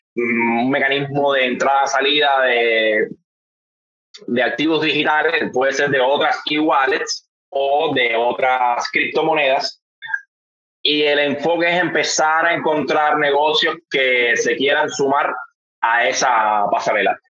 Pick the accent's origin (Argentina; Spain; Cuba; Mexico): Cuba; yo soy un cubano